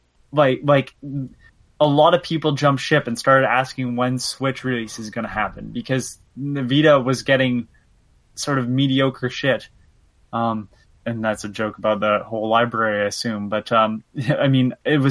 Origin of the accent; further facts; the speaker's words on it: Canada; I'm Canadian